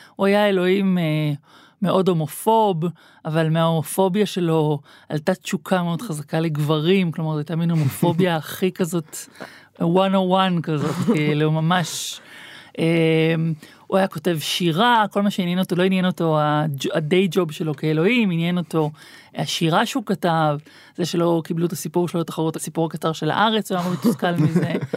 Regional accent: Tel Aviv, Tel Aviv District, Israel; אני בטעות נולדתי בגוף של תל אביבית, אני לגמרי ירושלמית

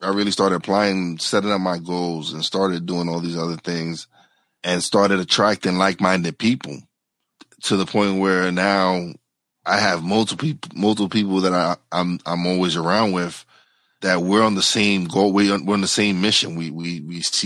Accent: New York City, New York, United States; I was raised in New York City, Brooklyn

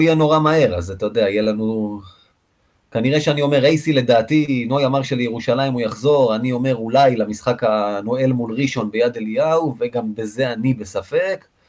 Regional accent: Rishon LeZion, Central District, Israel; בתור ילד רשל"צי

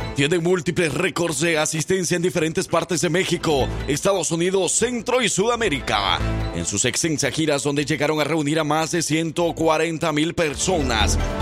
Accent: El Salvador; now in Alabama, United States; vengo escuchando desde El Salvador, desde que estaba pequeño.

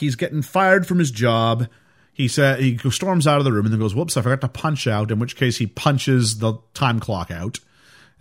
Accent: Canada; also born or lived in United States

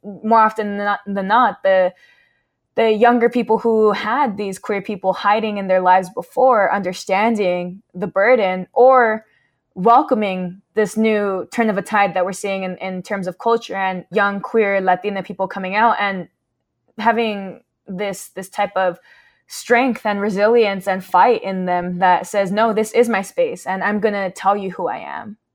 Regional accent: Southern California, United States; We grew up in SoCal

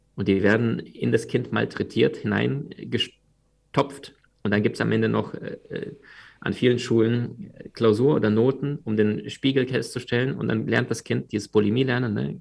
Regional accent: Crimea, Ukraine; moved away; Wir sind damals in der, auf der Halbinsel Krim aufgewachsen. Das war damals Ukraine.

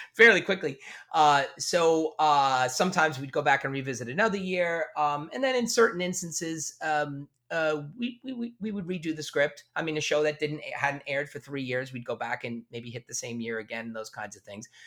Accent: Long Island, New York, United States; accent: Long Island; get as much of the Long Island out of my speech patterns

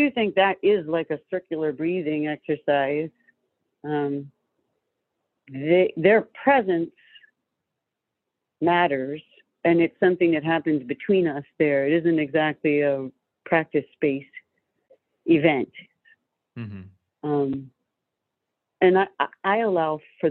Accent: Georgia, United States; I'm from Georgia

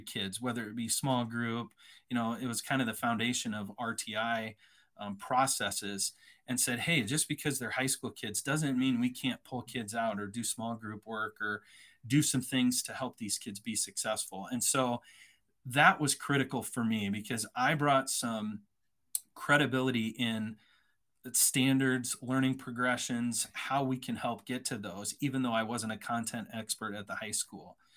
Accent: Iowa, United States; moved away as an adult; also born or lived in San Antonio, Texas; I'm originally from Iowa, grew up on a farm, uh, went to a private college in Iowa

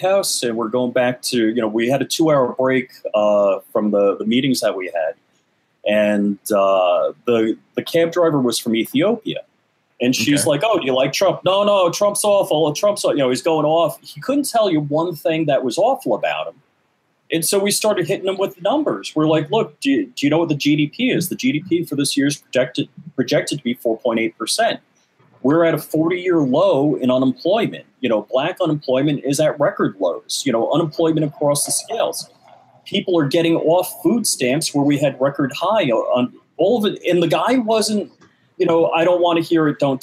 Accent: New York, United States; we grew up in New York together

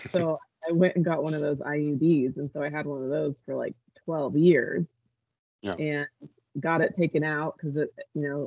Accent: Eugene, Oregon, United States; moved away as an adult; I moved back to my hometown in Eugene, Oregon, and I had a son.

